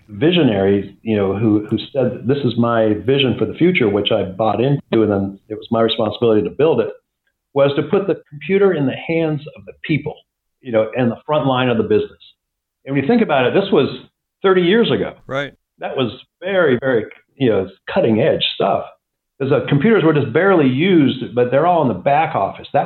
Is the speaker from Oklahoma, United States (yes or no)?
no; Atlanta, Georgia, United States; also born or lived in Minnesota / Pittsburgh; I, I um, grew up, well, I was born in Minnesota, worked my way south, lived in Pittsburgh. Uh, my father worked for U.S. Steel Corporation. And then uh, eventually uh, he ended up in the southeast, uh, headquartered in Atlanta, Georgia. So I, I, finished high school in Atlanta, Georgia.